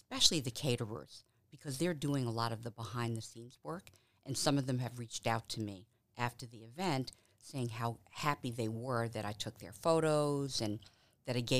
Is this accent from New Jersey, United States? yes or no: no; New York City, New York, United States; now in Cleveland, United States; the things that I experienced in New York, growing up in St. Albans, New York